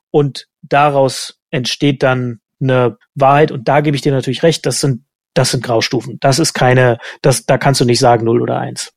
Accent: East Germany, Germany; als Ossi

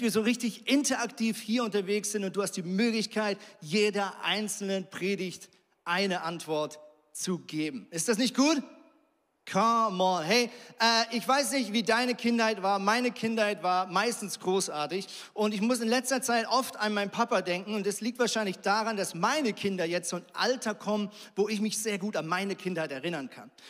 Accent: Switzerland; Also ich komme zum Beispiel aus der Schweiz und in der Schweiz ist es so

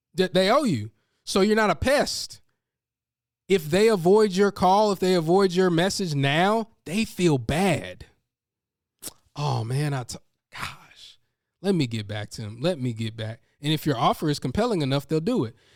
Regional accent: North Carolina, United States; I'm from North Carolina

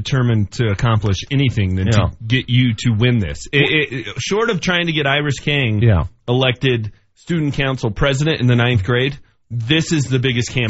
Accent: Denver, Colorado, United States; born or raised there

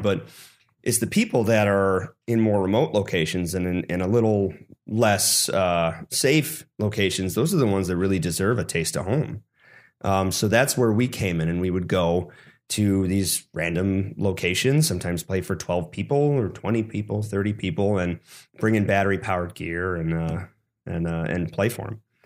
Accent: Sun Prairie, Wisconsin, United States; moved away; I grew up in the Madison, Wisconsin area, Sun Prairie

